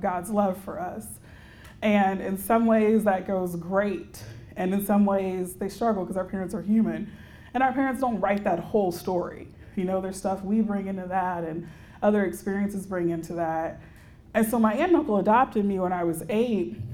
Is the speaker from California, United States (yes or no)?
no; Houston, Texas, United States; I'm a native Texan. So I grew up in Houston